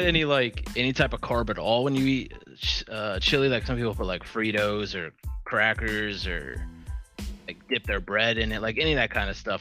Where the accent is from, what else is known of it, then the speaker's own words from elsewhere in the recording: Columbus, Ohio, United States; I'm from Columbus.